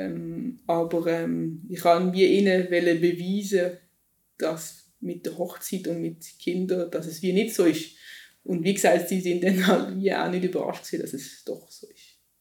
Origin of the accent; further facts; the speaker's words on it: Switzerland; Ich als Schweizerin